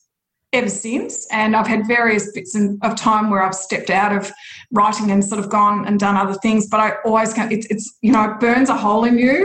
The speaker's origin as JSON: {"language": "English", "town": "Churchill", "region": "Victoria", "country": "Australia", "tie": "born or raised there", "also_born_or_lived": "Melbourne", "said": "I grew up in a tiny little place called Churchill in Gippsland, which I'm in Melbourne at the moment"}